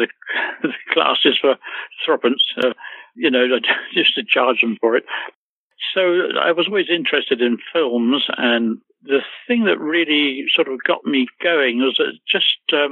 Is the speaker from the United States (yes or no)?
no; Hertfordshire, East of England, United Kingdom; also born or lived in London; I was born in London, King's Cross, but brought up in the countryside, a little about 30 miles odd outside of London in Hertfordshire